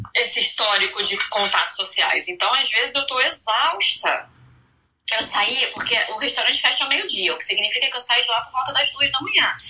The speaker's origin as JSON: {"language": "Portuguese", "region": "Rio de Janeiro", "country": "Brazil", "moved": "as an adult", "lives_now": "Orlando, United States", "said": "sou carioca"}